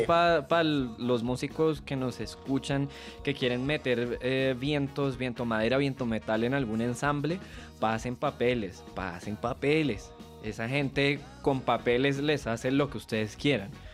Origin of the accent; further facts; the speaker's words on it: Venezuela; moved away; yo soy, al ser venezolano